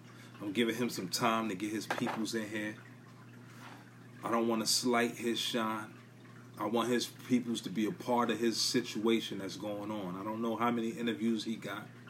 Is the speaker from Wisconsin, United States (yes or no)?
no; New York City, New York, United States; I'm from Brooklyn. I'm from NYC. I'm from BK